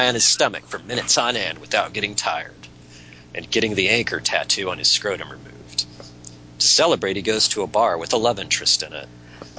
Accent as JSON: {"language": "English", "region": "West Virginia", "country": "United States", "said": "I'm from West Virginia. Dude. This is just my normal voice."}